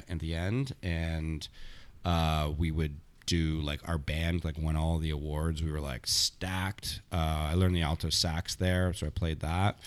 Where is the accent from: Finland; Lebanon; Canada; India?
Canada; Thornhill, Ontario; moved away as an adult; also born or lived in Montreal; when I grew up in Thornhill, I left when I was eighteen